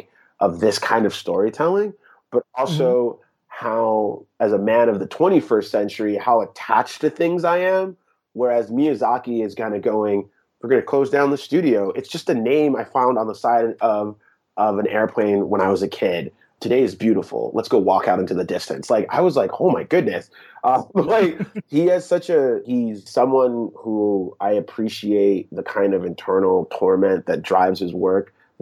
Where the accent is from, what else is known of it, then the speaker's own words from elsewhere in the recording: France; So growing up in Europe in the 80s, France was importing almost all of its entertainment from Japan. So I grew up on tons of Japanese television dubbed into French.